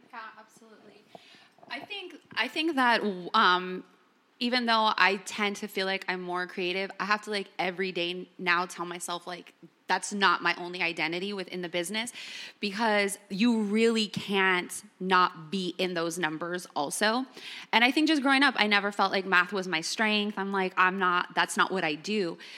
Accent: Los Angeles, California, United States; I'm born and raised in Los Angeles.

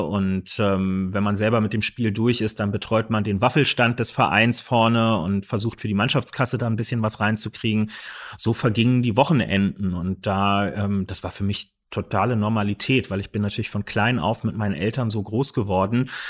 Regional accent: Berlin, Germany; Wir sind alles gebürtige Berliner. Wir sind damit groß geworden

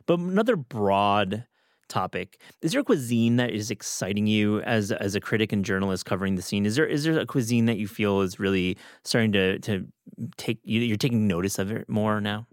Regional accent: Michigan, United States; I obviously am from Michigan and longtime listener of the show. You know I have great pride for my home state

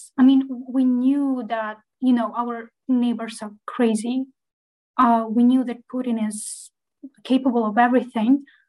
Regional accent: Kyiv Oblast, Ukraine; English is a second language; I'm actually from Kyiv, from outskirts. It's a little city near Kyiv. That's where I live with my mom.

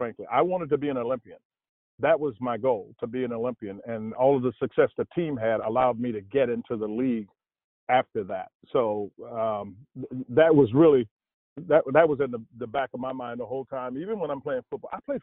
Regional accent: outside of Chicago, Illinois, United States; I grew up outside of Chicago

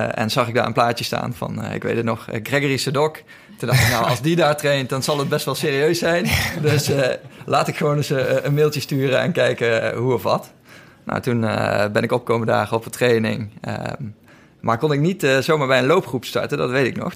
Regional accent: Lent, Gelderland, Netherlands; moved away as an adult; now in Amsterdam, Netherlands; Ik heb altijd gevoetbald in, in de buurt van Nijmegen, waar ik vandaan kom, in Lent

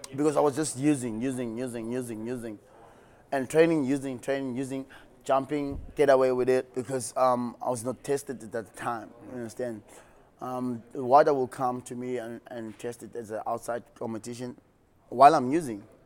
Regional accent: Mbekweni, Western Cape, South Africa; Born and bred in the Western Cape, um, in a small town called Mbekweni.

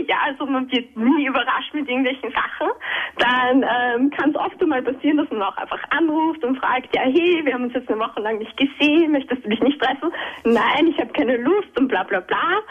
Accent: Vienna, Austria; now in Styria, Austria; ich bin aus Wien äh, eigentlich ursprünglich und ich bin aber zu ihm gezogen in die Steiermark

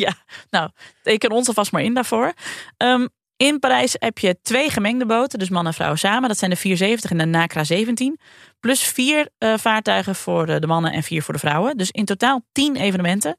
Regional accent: Friesland, Netherlands; kom ik uit Friesland.

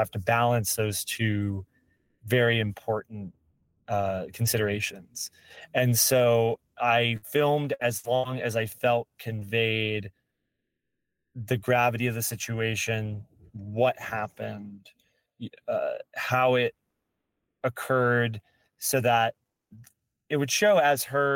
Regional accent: Marietta, Georgia, United States; I grew up in Marietta

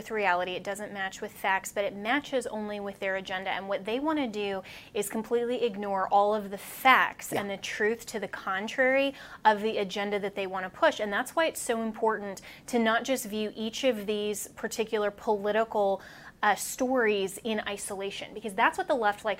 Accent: Colorado, United States; That's my home state.

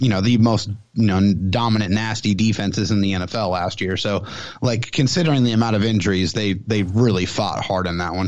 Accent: San Diego, California, United States; moved away as an adult; now in Temple, United States; I am from San Diego, California. So I was born and raised in San Diego.

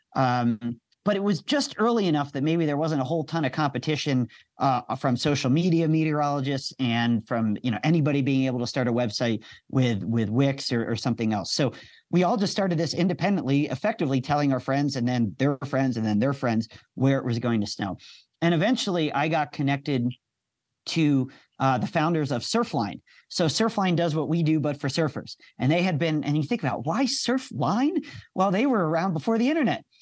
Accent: outside of Philadelphia, Pennsylvania, United States; moved away as an adult; also born or lived in Penn State; now in Colorado, United States; I grew up outside of Philadelphia, so I was right on the rain snow line

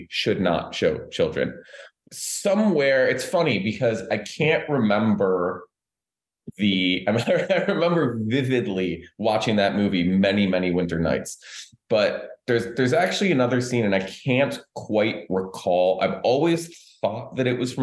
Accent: Michigan, United States; I grew up in Michigan

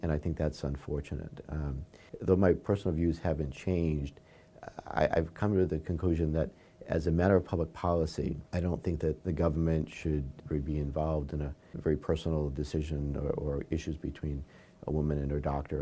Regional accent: Warwick, Rhode Island, United States; here in, in my hometown of Warwick

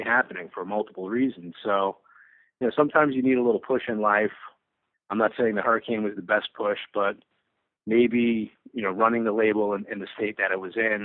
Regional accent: New York, United States; growing up in New York

